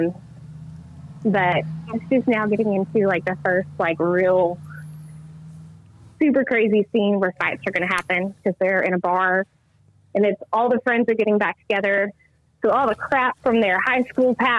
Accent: Idabel, Oklahoma, United States; I am originally from Idaho, Oklahoma. I went to school at Hayworth in small, tiny, tiny town

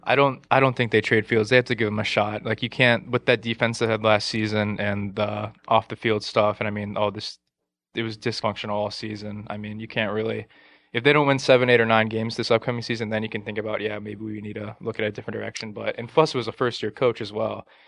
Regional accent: Laurel, Maryland, United States; now in Scottsdale, United States; I'm currently living in Scottsdale, Arizona. Uh, I'm originally from Laurel, Maryland

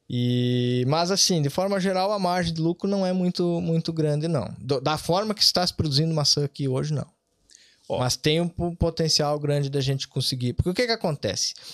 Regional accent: Bom Jesus, Rio Grande do Sul, Brazil; moved away as an adult; also born or lived in Vacaria, Brazil; now in Ireland; Eu me criei em Bom Jesus, uma cidade pequena de 10 mil habitantes na região serrana do, do Rio Grande do Sul

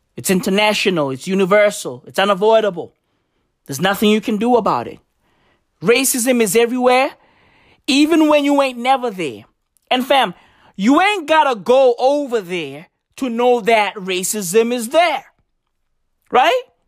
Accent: South Africa; I'm African. I'm recording this in South Africa. I am South African.

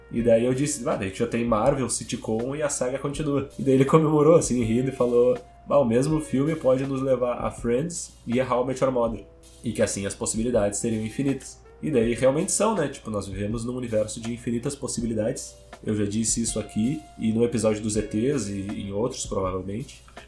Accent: Porto Alegre, Rio Grande do Sul, Brazil; Eu sou de Porto Alegre

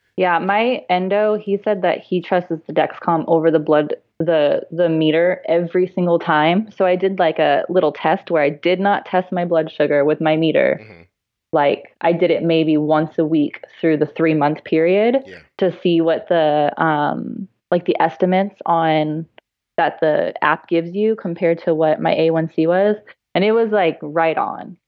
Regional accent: San Diego, California, United States; I'm from San Diego

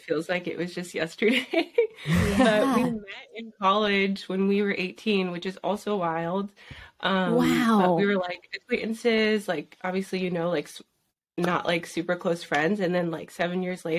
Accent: Southern California, United States; we're from Southern California

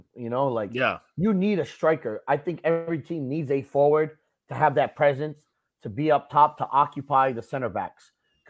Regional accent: United States; we are fucking American

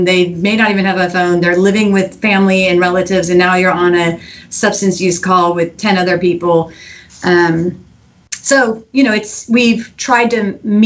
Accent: Eugene, Oregon, United States; now in Houston, United States; I grew up in Eugene, Oregon

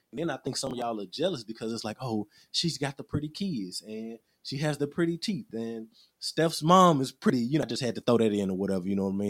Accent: Little Rock, Arkansas, United States; I'm Little Rock born and raised

